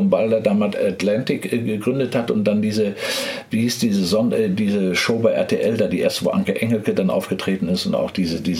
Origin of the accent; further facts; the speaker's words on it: Bochum, North Rhine-Westphalia, Germany; Ich komme aus Bochum